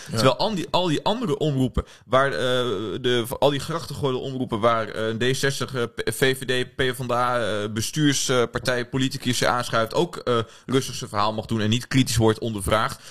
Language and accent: Dutch; Oldebroek, Gelderland, Netherlands; moved away as an adult; now in Amsterdam, Netherlands; Ik kom uit, uh, uit Oldebroek. Ik weet niet of je weet waar dat ligt. Eh, in de buurt bij Zwolle. ik studeer hier in Amsterdam.